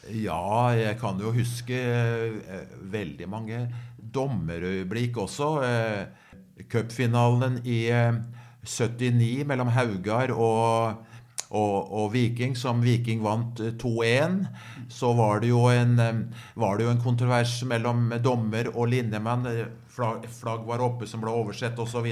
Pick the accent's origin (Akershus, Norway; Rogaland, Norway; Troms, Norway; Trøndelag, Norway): Akershus, Norway; Skedsmo; måtte jeg jo ofte dømme aldersbestemte kamper hjemme i Skedsmo